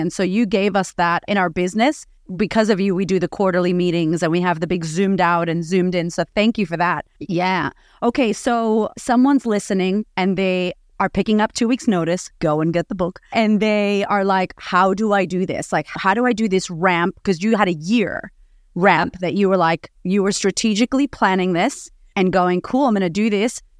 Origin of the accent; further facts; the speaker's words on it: Boston, Massachusetts, United States; now in Australia; I grew up in Boston, and I grew up on food stamps, and now I live in Australia